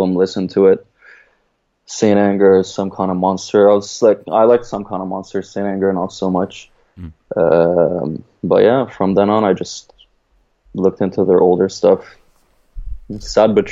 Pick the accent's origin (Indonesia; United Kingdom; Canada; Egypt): Egypt; I'm from Egypt